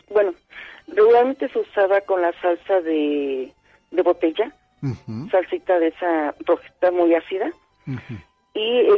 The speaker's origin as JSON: {"language": "Spanish", "area": "Tlaltizapán", "region": "Morelos", "country": "Mexico", "tie": "born or raised there", "also_born_or_lived": "Cuautla, Morelos", "said": "mi abuelita era de Morelos también. Yo nací en Cuautla, pero me crié con ella en Talcazapan."}